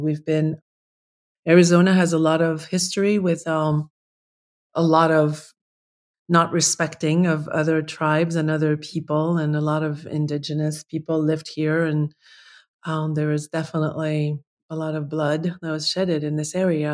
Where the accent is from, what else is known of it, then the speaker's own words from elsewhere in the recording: Paris, Île-de-France, France; moved away; I'm from Paris. Like, I'm a, I'm a city girl